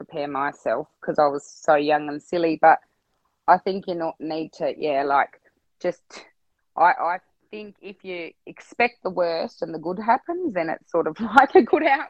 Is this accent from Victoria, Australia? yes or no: yes; Swan Hill, Victoria, Australia; born there; because I got in that I was born in Swan Hill.